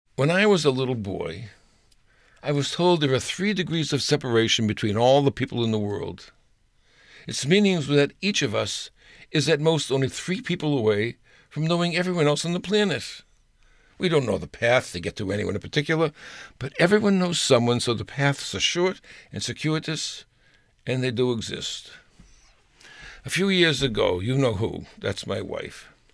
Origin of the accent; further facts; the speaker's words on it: Boston, Massachusetts, United States; when we were growing up in Massachusetts, in a neighborhood called Mattapan